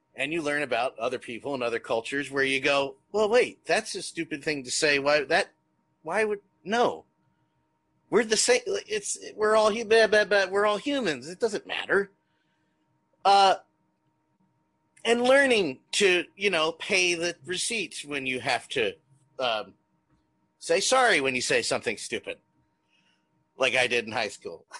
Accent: New Jersey, United States; White boy here did a lot of growing up in South Jersey

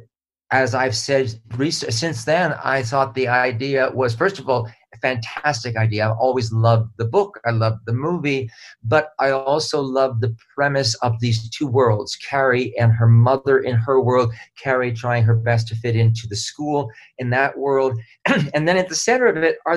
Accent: Honolulu, Hawaii, United States; moved away as an adult; also born or lived in New York; I had grown up, born and raised in Honolulu

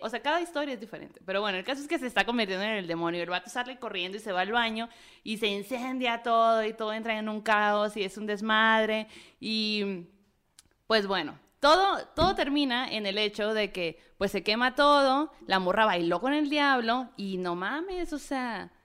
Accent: northern Mexico, Mexico; yo como norteña

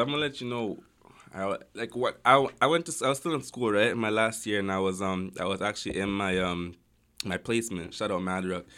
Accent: Toronto, Ontario, Canada; also born or lived in Amsterdam; I grew up in Galloway

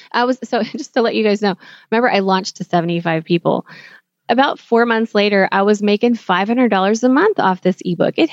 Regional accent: Philippines; I'm Filipino, so I was like, okay, this is a great match for me because I understand the culture enough to be able to work remotely together

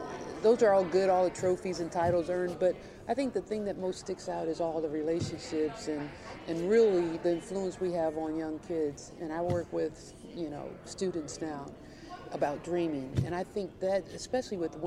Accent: Kentucky, United States; I'm from Kentucky. I'm a Wildcat

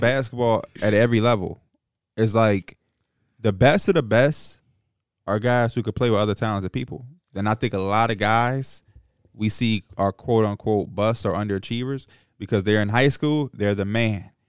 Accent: Chicago, Illinois, United States; as a Chicagoan who competed against Ja, Jabari Parker

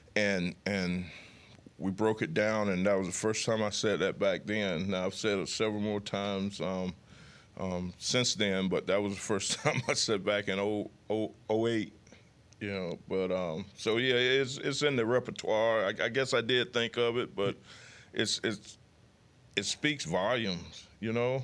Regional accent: near Mobile, Alabama, United States; moved away; my hometown is fifty miles away from Mobile

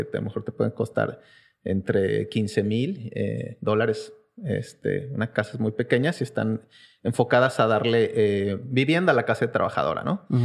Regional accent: Querétaro, Mexico; also born or lived in Mexico City; pero crecí en la ciudad de Querétaro

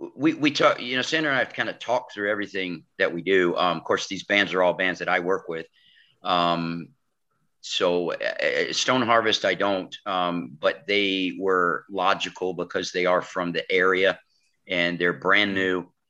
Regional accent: New York, United States; moved away as an adult; now in Alabama, United States; I'm originally from New York, so when I came down here

